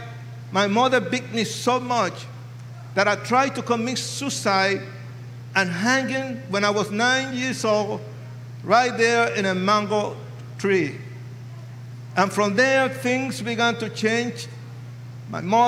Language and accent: English; New York City, New York, United States; moved away as an adult; also born or lived in Puerto Rico / California; now in Colorado Springs, United States; I was born in Puerto Rico. Raised in New York City, educated in California, and confused in Colorado Springs, Colorado.